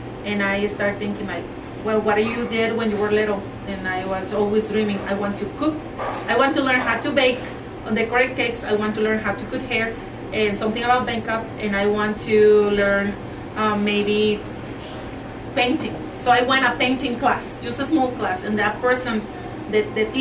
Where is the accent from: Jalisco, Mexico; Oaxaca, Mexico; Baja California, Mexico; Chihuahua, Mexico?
Chihuahua, Mexico; English is a second language; moved away as an adult; also born or lived in Arizona; now in St. George, United States; I was born and raised in Mexico. I'm from Chihuahua, Mexico.